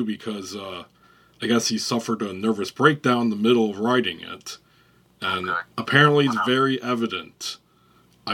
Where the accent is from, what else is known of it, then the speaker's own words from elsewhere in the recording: Michigan, United States; my home state of Michigan